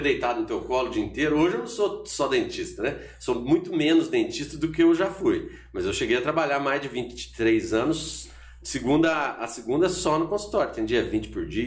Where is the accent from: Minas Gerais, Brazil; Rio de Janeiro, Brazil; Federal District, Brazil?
Minas Gerais, Brazil; Borda da Mata; em Borda da Mata, que foi onde eu nasci, vivi lá um tempão